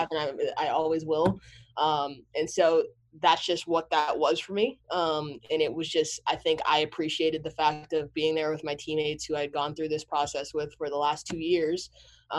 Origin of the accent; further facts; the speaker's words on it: Montclair, New Jersey, United States; also born or lived in New York City; that's where I was born, but I grew up in Montclair, New Jersey.